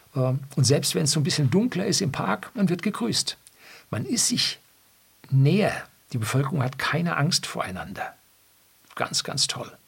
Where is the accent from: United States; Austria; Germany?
Germany; Upper Bavaria; bei uns in Oberbayern